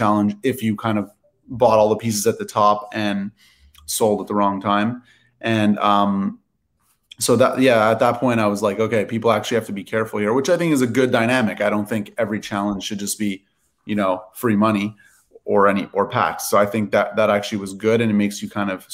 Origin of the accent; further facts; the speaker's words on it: Canada; now in Los Angeles, United States; I'm Canadian, but I live